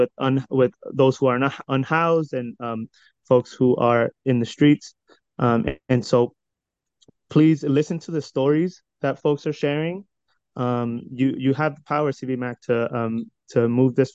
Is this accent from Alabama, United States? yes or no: no; Hayward, California, United States; I was born and raised in Hayward